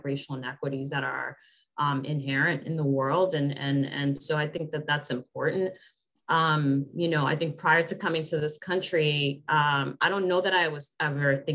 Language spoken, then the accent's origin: English; Puerto Rico; also born or lived in Dominican Republic; now in United States; I was Puerto Rico.